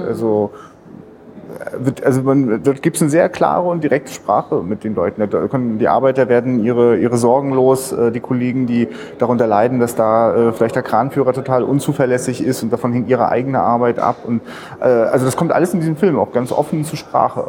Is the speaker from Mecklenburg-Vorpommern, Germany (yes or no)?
yes; Rostock, Mecklenburg-Vorpommern, Germany; also ich bin selber Rostocker